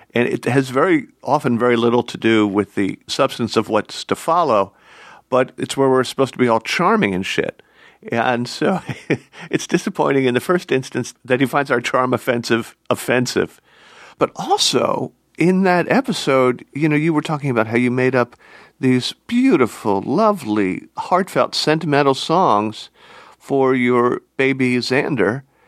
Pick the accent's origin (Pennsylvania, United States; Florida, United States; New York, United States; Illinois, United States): Pennsylvania, United States; Philadelphia; I'm a Philadelphian, a native Philadelphian